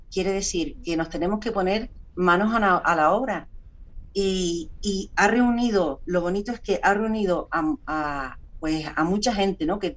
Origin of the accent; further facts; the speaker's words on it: Tenerife, Canary Islands, Spain; soy de Tenerife